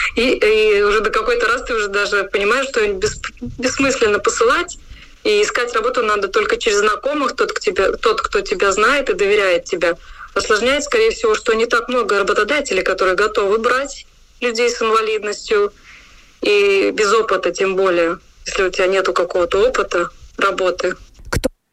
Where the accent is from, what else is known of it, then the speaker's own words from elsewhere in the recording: Rēzekne, Latgale, Latvia; я сама из Резекна